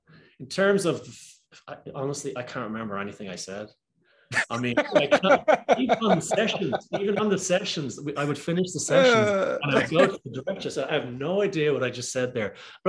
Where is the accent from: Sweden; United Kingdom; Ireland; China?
Ireland; Am I going to get destroyed for doing a crappy Irish accent? And I'm actually Irish.